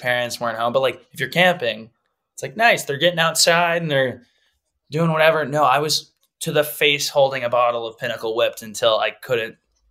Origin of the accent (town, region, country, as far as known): Texas, United States